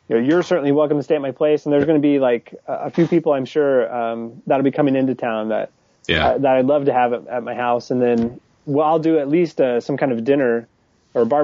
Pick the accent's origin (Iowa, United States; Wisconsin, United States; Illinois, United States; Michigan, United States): Illinois, United States; Springfield; Springfield, Illinois. Yes. Uh, which is where I live.